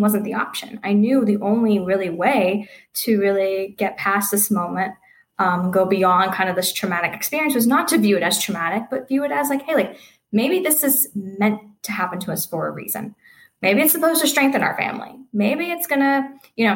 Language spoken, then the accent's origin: English; Pittsburgh, Pennsylvania, United States; also born or lived in Cleveland, Ohio; I'm from Pittsburgh